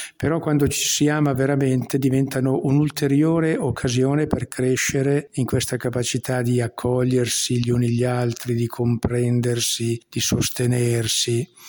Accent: Lissone, Lombardy, Italy; il mio paese è veramente un piccolo paese, anzi è una frazione di un paese molto più grande che è Lissone

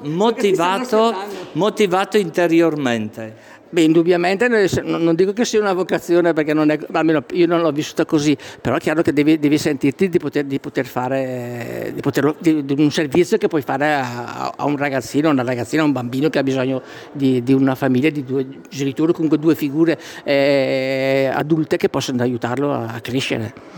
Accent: Malerbi, Italy; now in Botticino Sera, Italy; io vengo da Malerbi, sono nata a Malerbi, poi mio papà era veneto, era di Schio in provincia di Vicenza

